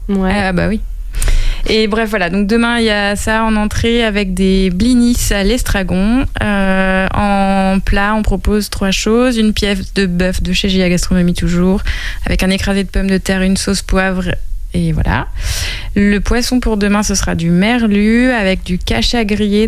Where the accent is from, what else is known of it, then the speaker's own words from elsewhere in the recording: Angers, Pays de la Loire, France; moved away as an adult; also born or lived in Paris; c'est ma ville natale. Euh, je suis partie d'Angers, j'avais 18 ans